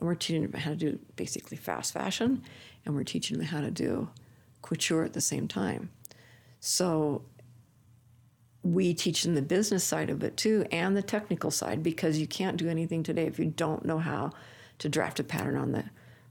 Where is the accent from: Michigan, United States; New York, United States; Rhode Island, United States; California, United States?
California, United States; I'm from California